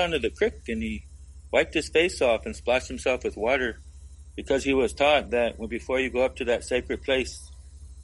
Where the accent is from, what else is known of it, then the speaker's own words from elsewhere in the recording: Fort Belknap Indian Reservation, Montana, United States; also born or lived in Denver; now in Olympia, United States; growing up in Montana and Fort Belknap Indian Reservation